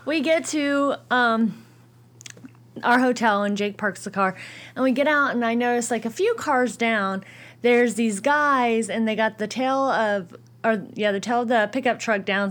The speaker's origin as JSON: {"language": "English", "town": "Bloomington", "region": "Indiana", "country": "United States", "said": "I am from Bloomington, Indiana"}